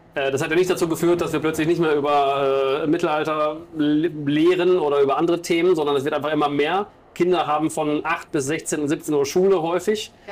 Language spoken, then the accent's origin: German; Bielefeld, North Rhine-Westphalia, Germany; meine Heimatstadt Bielefeld